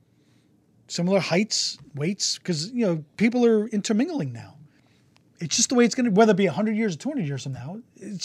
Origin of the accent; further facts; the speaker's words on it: United States; I'm only third generation. So my family didn't come over here on both sides until the turn of the last century.